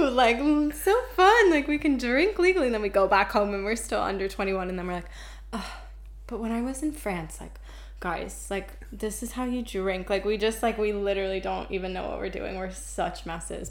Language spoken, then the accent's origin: English; United States; now in Dublin, Ireland